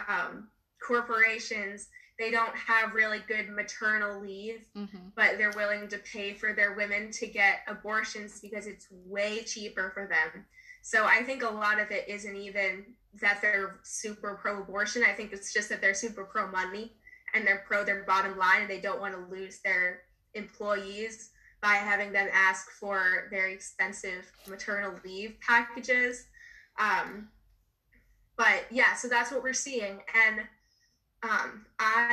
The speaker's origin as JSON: {"language": "English", "region": "New Jersey", "country": "United States", "tie": "born or raised there", "said": "my home state of New Jersey"}